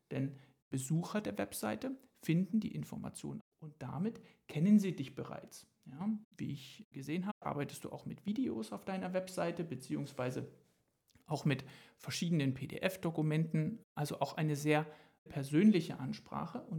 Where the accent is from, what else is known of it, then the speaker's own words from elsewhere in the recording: Köthen, Saxony-Anhalt, Germany; Dann darf ich an dieser Stelle meine Heimatstadt loben, namens Köthen, in der Bach gelebt hat.